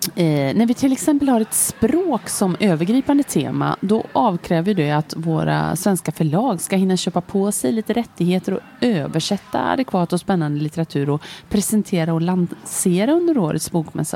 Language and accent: Swedish; Lidköping, Västra Götaland, Sweden; moved away as an adult; also born or lived in Switzerland / Stockholm; Jag är född och uppväxt i Lidköping, men jag hade bott därifrån i många år.